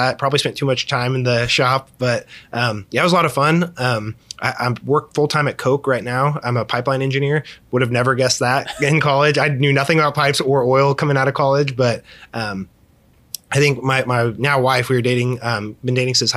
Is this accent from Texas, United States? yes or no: no; Andover, Kansas, United States; I grew up in Andover.